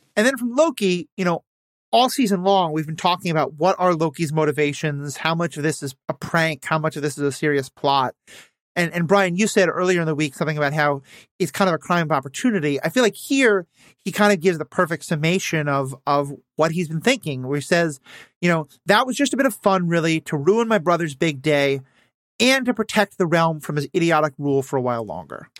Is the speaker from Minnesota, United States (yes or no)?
yes; Minnesota, United States; as a Minnesotan